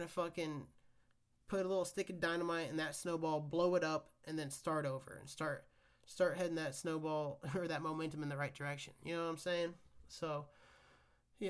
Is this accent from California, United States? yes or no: no; Kansas, United States; where I grew up in Kansas